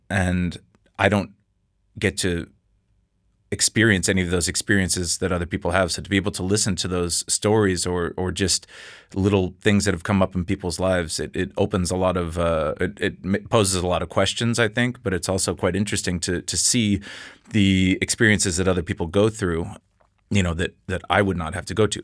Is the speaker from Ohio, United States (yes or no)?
no; Seattle, Washington, United States; now in Copenhagen, Denmark; I'm from Seattle.